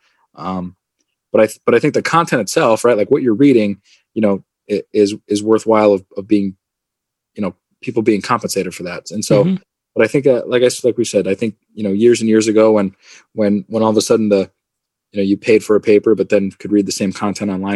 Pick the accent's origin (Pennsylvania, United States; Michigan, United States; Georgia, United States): Pennsylvania, United States; Carbondale; I grew up in Carbondale.